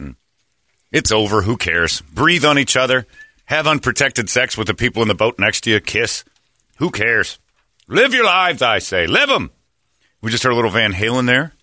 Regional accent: Chicago, Illinois, United States; I grew up in South Chicago

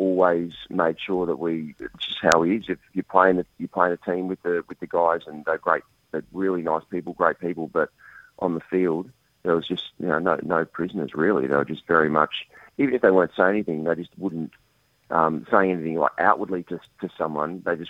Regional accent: Australia; Whereas the Aussies, we aren't as always nice guys all the time.

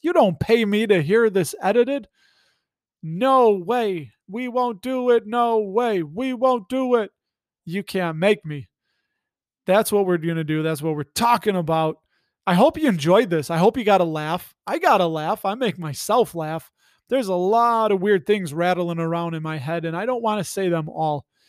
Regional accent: Illinois, United States; I'm from Illinois, and Illinois is bluest of the blue

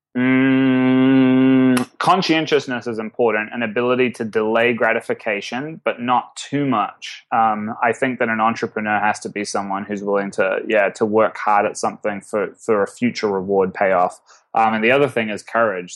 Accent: New Zealand; as a New Zealander

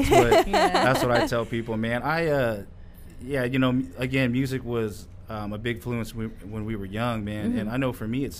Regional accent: Salina, Kansas, United States; growing up in Salina

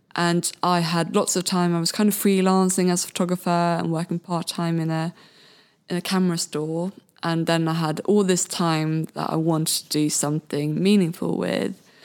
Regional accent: Sweden; English is a second language; moved away as an adult; now in Brighton, United Kingdom; I'm originally from Sweden

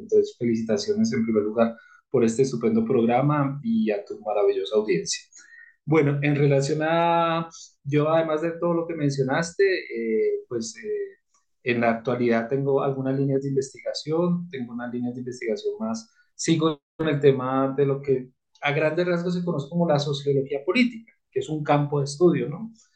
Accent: Colombia; como colombiano

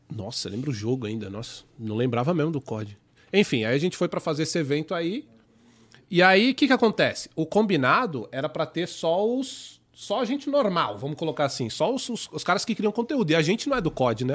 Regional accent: São Paulo, Brazil; accent: paulista; o meu sotaque de paulista

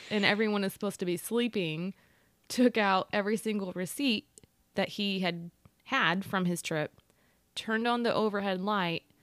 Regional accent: Austin, Texas, United States; "Sir, sir, I'm from Austin, and do you know that somebody could have a seizure from what you're doing?

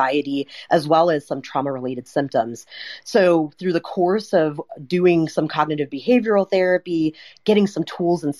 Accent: United States; being a traditionally raised Indian woman here in the States

